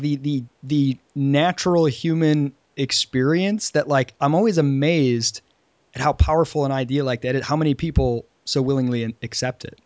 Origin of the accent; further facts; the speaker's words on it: Michigan, United States; moved away as an adult; now in Charleston, United States; Since moving down to Charleston, I'm from Michigan originally, and since moving down to Charleston four years ago